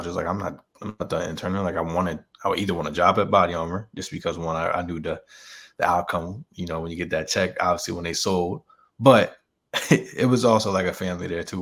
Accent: Millville, New Jersey, United States; moved away as an adult; now in Los Angeles, United States; I'm from Jersey, but I'm from the greater half of South Jersey, Millville, New Jersey

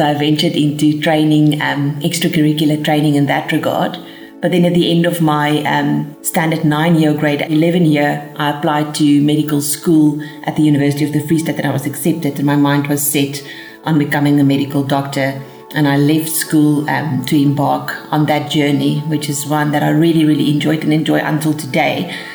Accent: Bloemfontein, Free State, South Africa; also born or lived in United States; So I was born in Bloemfontein, and apart from a short period where we lived in the United States, where my father participated in some studies, we lived in Bloemfontein all our life

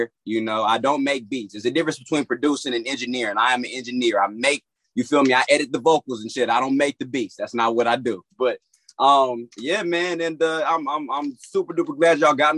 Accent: Florida, United States; now in Los Angeles, United States; I was born out here in Los Angeles, and then I was raised in Florida, and then came back out here to Los Angeles

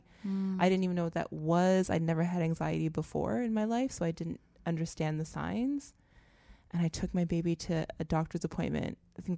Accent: Canada; moved away as an adult; now in United States; I'm Canadian, right? I came here

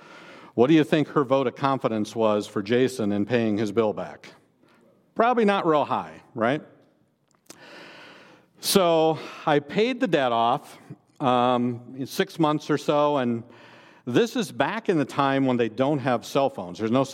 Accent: Iowa, United States; I grew up in Northeast Iowa. People often ask me where I grew up, and I respond, I grew up in Northeast Iowa.

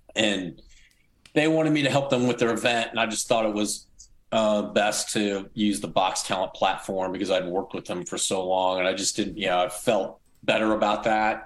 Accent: United States; moved away as an adult; now in Oklahoma City, United States; my wife lives in St. Louis, which is close to my hometown

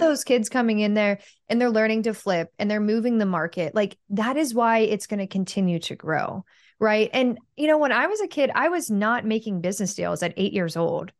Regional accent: Pittsburgh, Pennsylvania, United States; moved away; I'm from Pittsburgh

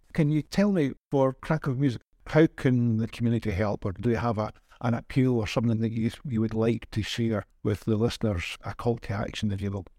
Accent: Scotland, United Kingdom; now in Kraków, Poland; I'm Scottish

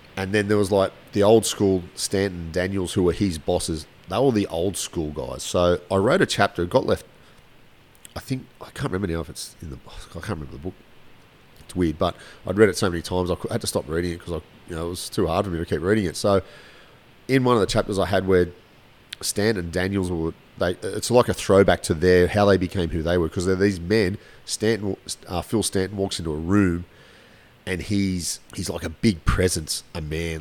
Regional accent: Australia; I'm Australian

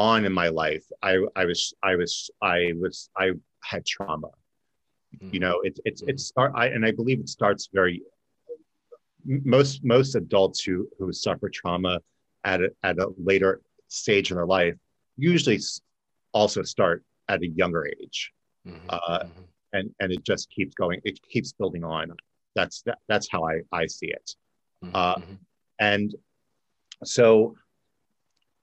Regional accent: New Jersey, United States; now in Florida, United States; I originally grew up in Jersey, South Jersey by Philly.

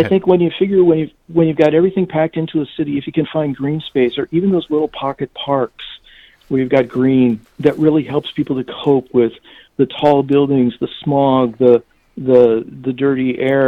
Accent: St. Louis, Missouri, United States; St. Louis, which is my hometown

